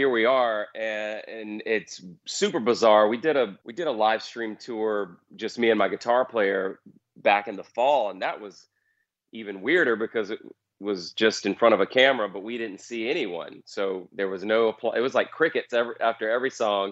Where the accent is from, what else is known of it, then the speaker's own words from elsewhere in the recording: North Carolina, United States; moved away as an adult; now in Nashville, United States; where I grew up in North Carolina